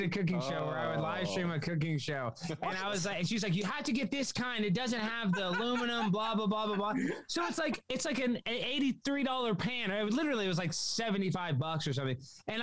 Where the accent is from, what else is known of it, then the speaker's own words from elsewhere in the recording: Dallas, Texas, United States; Dallas, Texas.